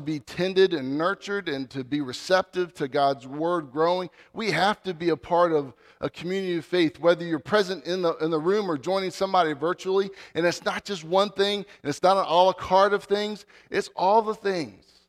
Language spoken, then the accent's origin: English; Dale City, Virginia, United States; I grew up in Northern Virginia. I grew up in Dale City